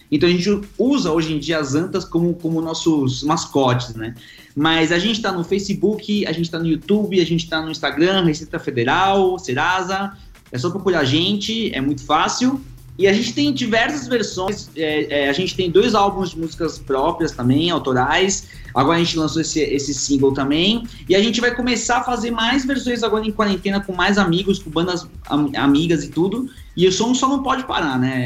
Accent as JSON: {"language": "Portuguese", "country": "Argentina", "moved": "yes", "lives_now": "Brazil", "said": "eu sou argentino"}